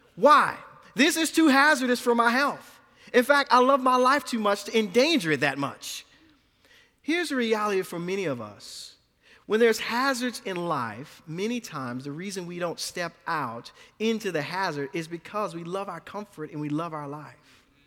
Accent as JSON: {"language": "English", "town": "New Orleans", "region": "Louisiana", "country": "United States", "tie": "born or raised there", "moved": "yes"}